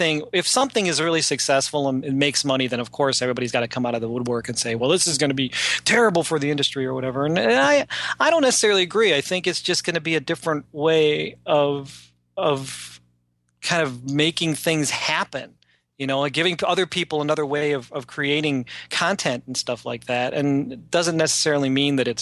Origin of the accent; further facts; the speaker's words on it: Cleveland, Ohio, United States; I'm a dude from Cleveland who just draws funny things